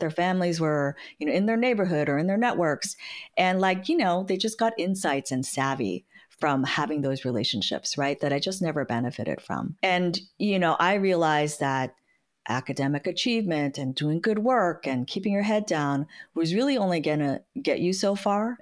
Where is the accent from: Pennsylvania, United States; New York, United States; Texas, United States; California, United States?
California, United States; San Francisco; I was born and raised in San Francisco